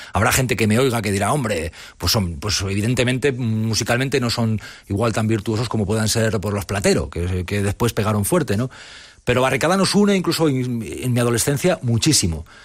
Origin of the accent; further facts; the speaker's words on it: Ágreda, Castile and León, Spain; Yo soy de Ágreda, que es un pueblo del Moncayo muy cercano a Navarra